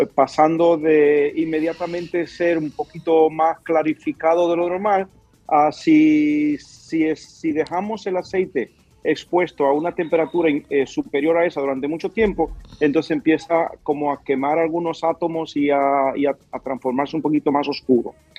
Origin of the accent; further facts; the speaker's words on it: Cibao, Dominican Republic; yo soy cibaeño.